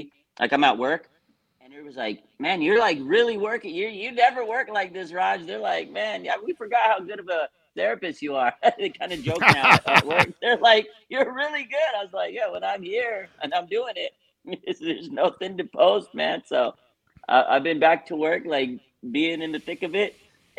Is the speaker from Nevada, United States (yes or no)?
yes; Las Vegas, Nevada, United States; I'm from Vegas